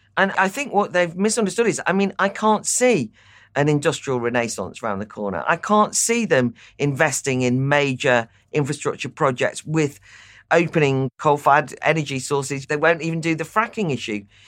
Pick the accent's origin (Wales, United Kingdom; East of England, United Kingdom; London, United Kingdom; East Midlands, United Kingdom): Wales, United Kingdom; North; I am from North Wales